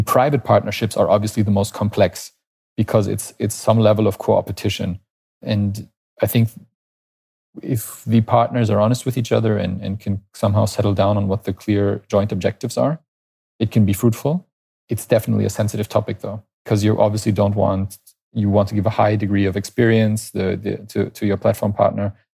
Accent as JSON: {"language": "English", "country": "Canada", "moved": "as an adult", "lives_now": "Berlin, Germany", "said": "I'm natively Canadian."}